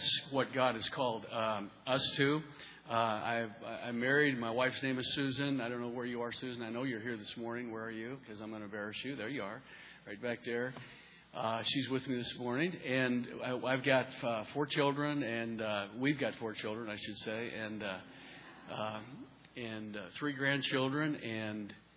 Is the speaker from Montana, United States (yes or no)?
yes; Montana, United States; moved away; also born or lived in Rochester, Minnesota; I'm originally from Montana